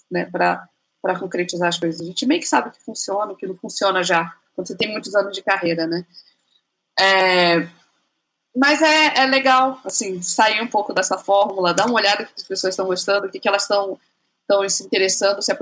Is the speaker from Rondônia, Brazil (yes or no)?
yes; Rondônia, Brazil; moved away; porque eu sou rondoniense. Então, quando eu morava em Rondônia, era tipo outra, outra história, assim, outra vida, né?